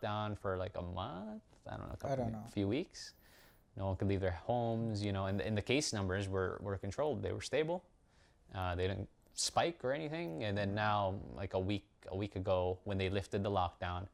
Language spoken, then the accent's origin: English; Iloilo City, Western Visayas, Philippines; moved away; Iloilo is where we're from. It's our hometown where we grew up in the Philippines.